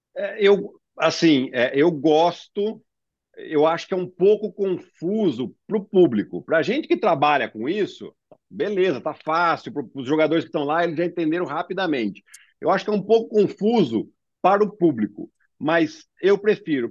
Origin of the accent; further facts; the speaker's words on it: Brazil; nós como brasileiros